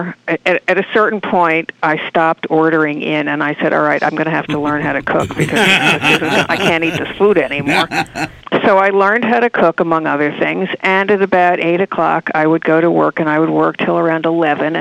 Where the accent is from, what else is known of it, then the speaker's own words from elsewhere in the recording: Martha's Vineyard, Massachusetts, United States; I grew up on Martha's Vineyard